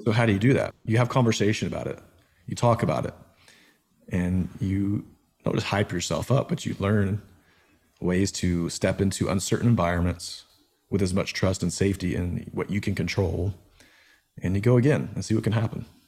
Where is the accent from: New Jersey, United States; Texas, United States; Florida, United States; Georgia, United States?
Georgia, United States; moved away as an adult; also born or lived in Nashville; growing up in Georgia